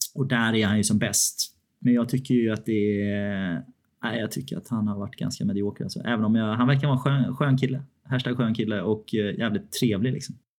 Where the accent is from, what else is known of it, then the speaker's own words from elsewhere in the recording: Sweden; som svensk